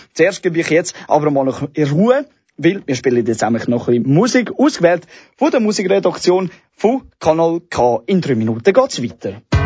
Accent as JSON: {"language": "German", "region": "Zurich", "country": "Switzerland", "said": "für mich als Zürcher"}